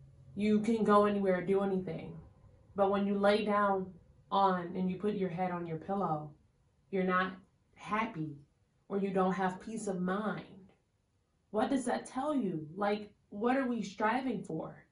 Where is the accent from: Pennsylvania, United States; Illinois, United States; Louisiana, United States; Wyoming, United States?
Illinois, United States; Chicago; where are you from? Chicago